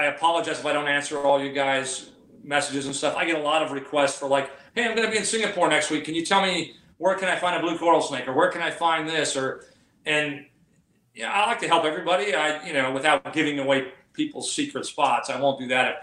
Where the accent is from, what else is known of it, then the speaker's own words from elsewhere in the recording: Southern California, United States; I'm from Southern California where we don't have a lot of humidity